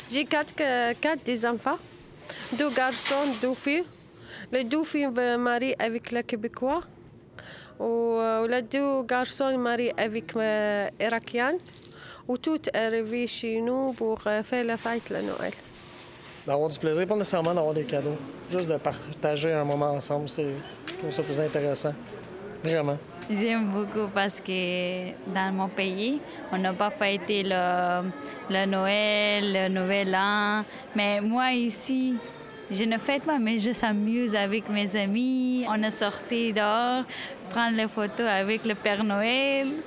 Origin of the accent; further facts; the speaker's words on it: France; born there; originaire d'Haïti. Mes parents sont haïtiens. Je suis née en France. On va dire franco-haïtienne ou haïtiano-française.